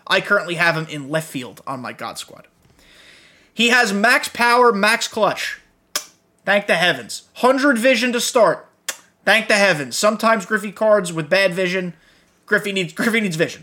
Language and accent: English; New York, United States; I grew up in New York while he was in his heyday.